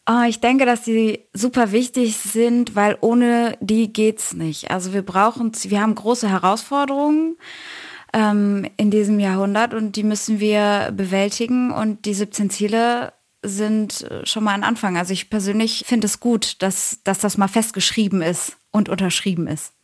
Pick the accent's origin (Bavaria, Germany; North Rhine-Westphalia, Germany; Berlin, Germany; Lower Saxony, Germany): North Rhine-Westphalia, Germany; Bochum; moved away as an adult; now in Cologne, Germany; Ich bin äh, gerade in Köln. Ursprünglich bin ich aus dem Ruhrgebiet, aus Bochum